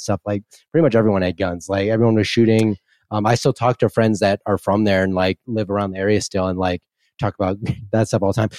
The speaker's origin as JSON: {"language": "English", "town": "McPherson", "region": "Kansas", "country": "United States", "tie": "born or raised there", "also_born_or_lived": "Wisconsin", "moved": "yes", "said": "I'm from, from Wisconsin, but I grew up in Midland, Kansas, in a town called McPherson"}